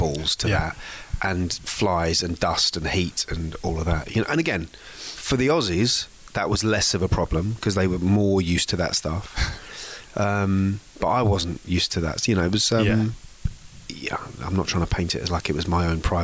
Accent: England, United Kingdom; as an English person

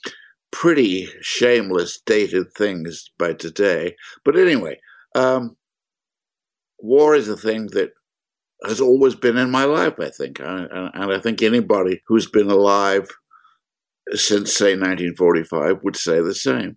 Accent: London, United Kingdom; now in United States; I grew up in London while it was being bombed

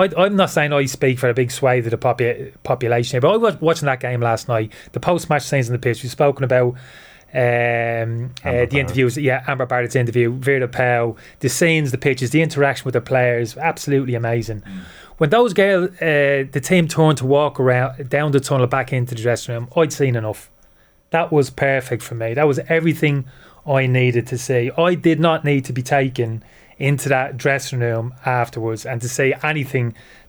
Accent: Dublin, Leinster, Ireland; born or raised there; moved away as an adult; also born or lived in United Kingdom

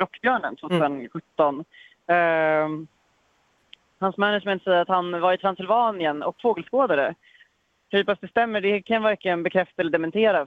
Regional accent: Stockholm, Stockholm County, Sweden; moved away as an adult; also born or lived in Nacka Municipality, Sweden; now in Mölndal, Sweden; Stockholm där jag kommer ifrån

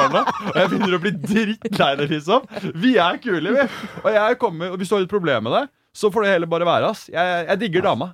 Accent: Germany; now in Norway; jeg er tysk

